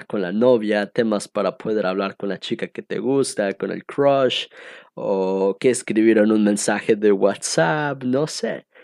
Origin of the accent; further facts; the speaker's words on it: Cancún, Quintana Roo, Mexico; also born or lived in Estado de México / Costa Rica; Yo nací en el Estado de México y cuando era más chiquito nos mudamos a la ciudad de Cancún, donde es actualmente resido aquí en este bello turístico lugar paradisiaco del Caribe mexicano.